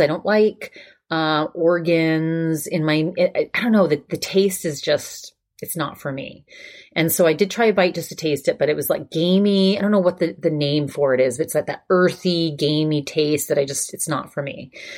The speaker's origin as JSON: {"language": "English", "region": "Maine", "country": "United States", "moved": "yes", "said": "I'm from Maine"}